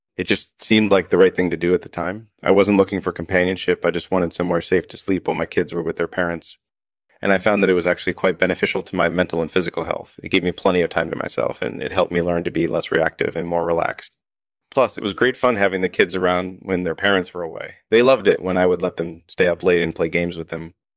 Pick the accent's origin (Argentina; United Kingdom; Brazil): United Kingdom; I was born and raised in the U K.